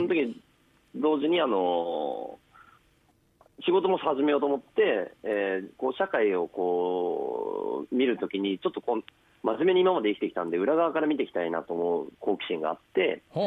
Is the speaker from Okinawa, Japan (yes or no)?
no; Kawajima, Saitama, Japan; 僕はその川越高校のちょっと奥の川島っていうところ出身なんですよね